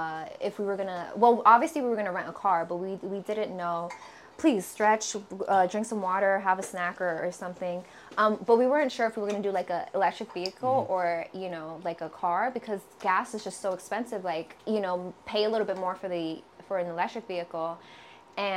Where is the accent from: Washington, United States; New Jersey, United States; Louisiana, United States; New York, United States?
New Jersey, United States; I'm from Jersey. I'm a Jersey head